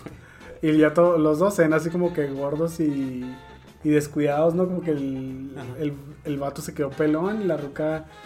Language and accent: Spanish; Mexico; como soy mexicano